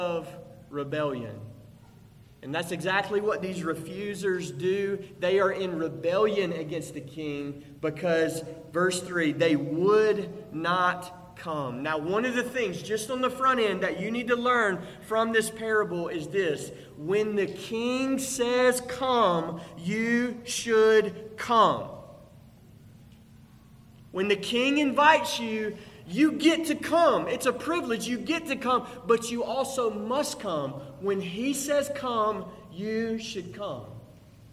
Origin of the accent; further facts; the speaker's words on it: Pearl, Mississippi, United States; I grew up in Pearl, Mississippi